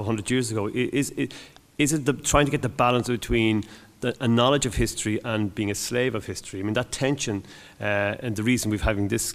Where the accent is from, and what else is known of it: Ireland